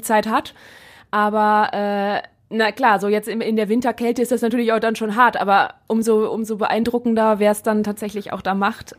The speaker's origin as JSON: {"language": "German", "town": "Neuss", "region": "North Rhine-Westphalia", "country": "Germany", "said": "ich komme ja aus Neues und da gibt's halt auch sehr viel platt"}